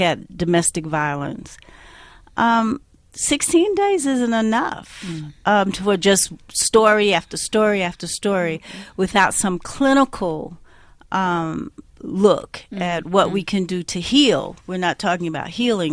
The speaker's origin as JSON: {"language": "English", "country": "United States", "accent": "Black American", "said": "of course you can hear from my accent, I'm a Black American"}